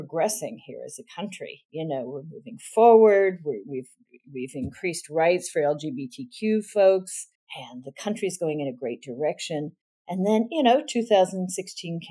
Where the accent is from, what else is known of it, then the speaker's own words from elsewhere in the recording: Southwest, United States; also born or lived in Ohio; I grew up in the Southwest